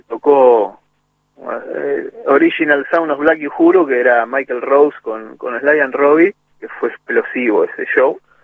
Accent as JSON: {"language": "Spanish", "town": "Monte Grande", "region": "Buenos Aires Province", "country": "Argentina", "tie": "born or raised there", "also_born_or_lived": "Lanús", "said": "Nací en Lanús, a los ocho años me fui a vivir a Montegrande por el laburo de mi viejo. Y me crié en Montegrande hasta los 22."}